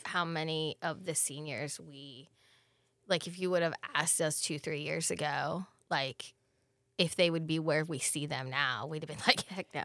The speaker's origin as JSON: {"language": "English", "region": "Pennsylvania", "country": "United States", "moved": "yes", "said": "I'm from the Pennsylvania area"}